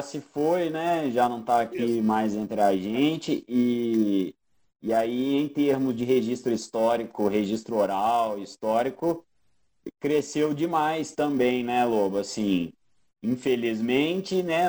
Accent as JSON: {"language": "Portuguese", "country": "Brazil", "said": "A nossa identificação como sul-americano, brasileiro"}